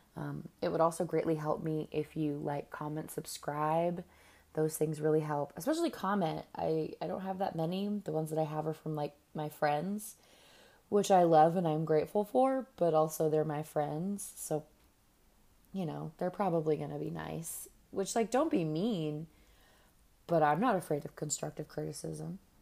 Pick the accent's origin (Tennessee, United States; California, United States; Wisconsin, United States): California, United States; now in New York, United States; I'm from California